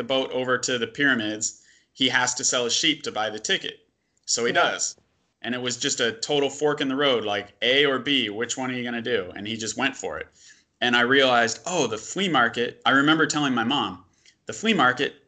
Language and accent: English; United States; we're both American